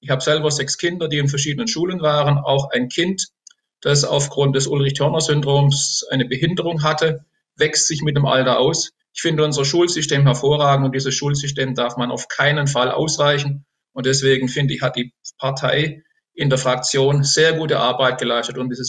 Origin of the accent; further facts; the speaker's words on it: Remchingen, Baden-Württemberg, Germany; born there; Das liegt im Enzkreis zwischen Karlsruhe und Pforzheim in der Mitte. Ist ein kleines Örtchen gewesen. Als ich geboren wurde, hatte das 600 Einwohner.